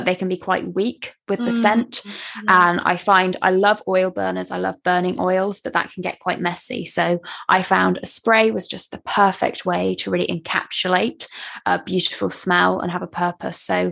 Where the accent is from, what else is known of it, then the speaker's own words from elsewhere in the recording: West Country, Somerset, South West England, United Kingdom; I grew up in the West Country